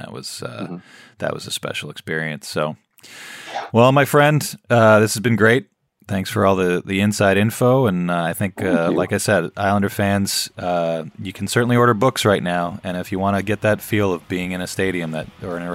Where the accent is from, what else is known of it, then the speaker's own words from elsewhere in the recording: New York City, New York, United States; I grew up near Madison Square Garden